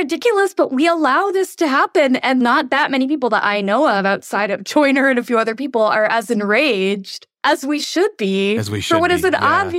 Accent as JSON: {"language": "English", "country": "India", "said": "I'm Indian, so I'm going to use me. Imagine we did that to Indian immigrants, kids."}